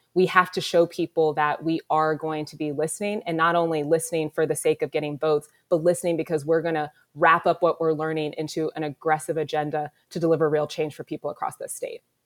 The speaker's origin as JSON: {"language": "English", "town": "Columbus", "region": "Ohio", "country": "United States", "tie": "born or raised there", "said": "I was born here in Columbus, given up for adoption. I lived in a foster home as an infant and was adopted and raised on, on the east side of the city"}